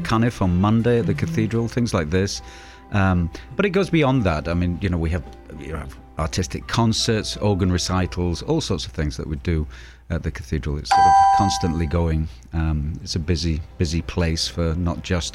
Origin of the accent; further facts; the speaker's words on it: East Coast, United States; now in Portland, United States; I'm from the East Coast, and a lot of our churches are very, very beautiful